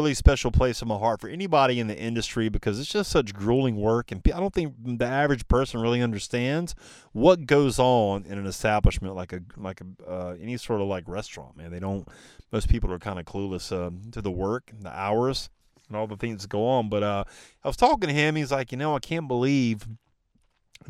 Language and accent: English; the Carolinas, United States; he's born and raised in the Carolinas